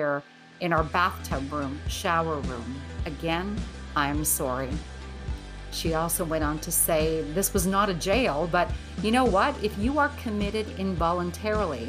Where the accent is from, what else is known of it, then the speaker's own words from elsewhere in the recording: Northern Ontario, Canada; the very small town that I grew up in Northern Ontario, Canada